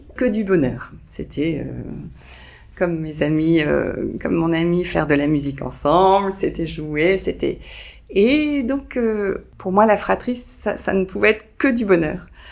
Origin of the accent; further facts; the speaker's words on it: France; je suis française